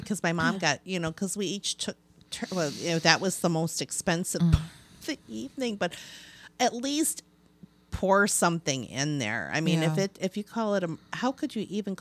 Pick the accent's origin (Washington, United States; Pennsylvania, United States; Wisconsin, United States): Wisconsin, United States; Milwaukee